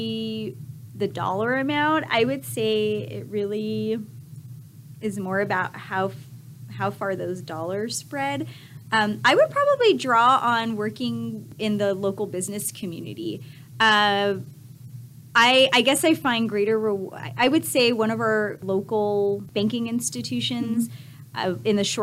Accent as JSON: {"language": "English", "region": "California", "country": "United States", "tie": "born or raised there", "also_born_or_lived": "Lubbock, Texas", "moved": "yes", "lives_now": "El Paso, United States", "said": "I grew up in California in a close-knit family, Hispanic family"}